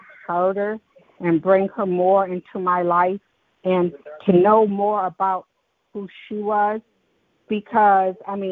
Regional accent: Detroit, Michigan, United States; I was raised in Detroit

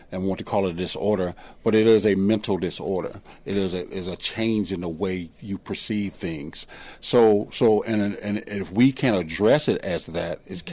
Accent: the South, United States; I grew up here in the South

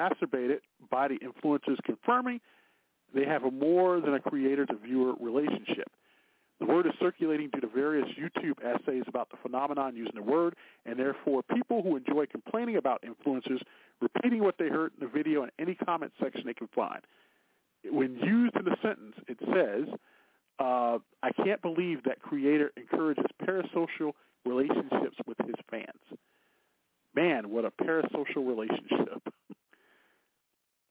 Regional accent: Chicago, Illinois, United States; I grew up near the Jay's potato chip factory here in Chicago

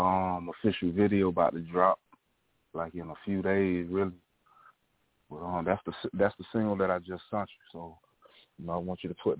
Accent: Miami, Florida, United States; now in Atlanta, United States; Well, I'm in Atlanta. You know, I'm from Miami. That's where I was born, but I'm up in Atlanta right now, putting in work.

